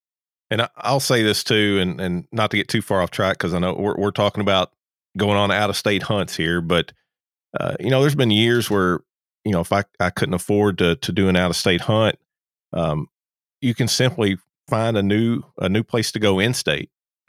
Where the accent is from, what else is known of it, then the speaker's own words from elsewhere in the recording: Kentucky, United States; I'm a transplant from Kentucky to Georgia.